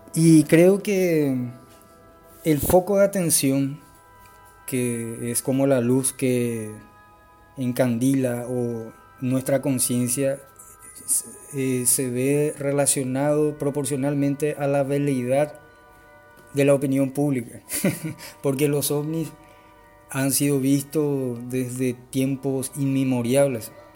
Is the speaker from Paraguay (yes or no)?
yes; Paraguay; soy de Paraguay